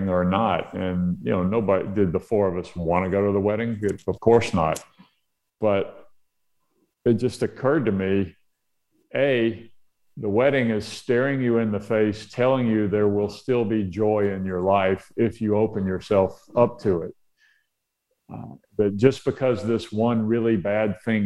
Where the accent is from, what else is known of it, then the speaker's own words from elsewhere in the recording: Mobile, Alabama, United States; my hometown of Mobile, Alabama